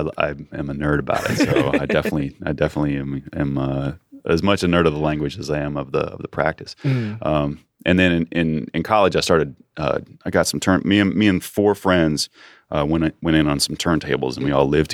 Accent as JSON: {"language": "English", "town": "Muncie", "region": "Indiana", "country": "United States", "tie": "born or raised there", "said": "I grew up outside of Muncie, Indiana."}